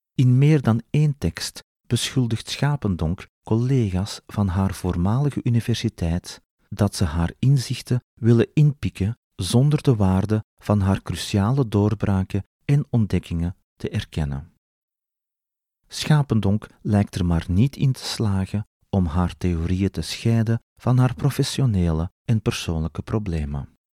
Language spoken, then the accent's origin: Dutch; Belgium; als Belg